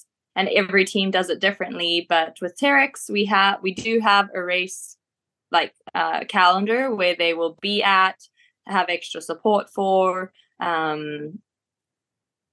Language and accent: English; Beatrice, Mashonaland East, Zimbabwe; also born or lived in Marondera, Zimbabwe; now in South Africa; born and raised in Zimbabwe, in a tiny little town called Beatrice